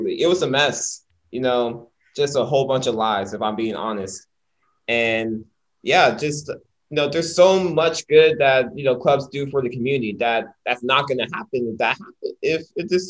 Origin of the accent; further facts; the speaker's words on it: United States; we're from America